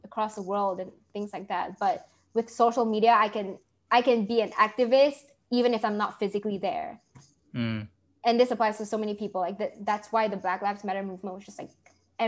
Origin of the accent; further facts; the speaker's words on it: Malaysia; moved away as an adult; now in United States; growing up in Malaysia